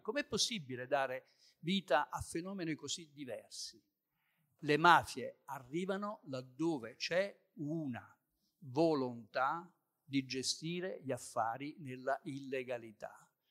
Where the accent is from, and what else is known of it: Southern Italy, Italy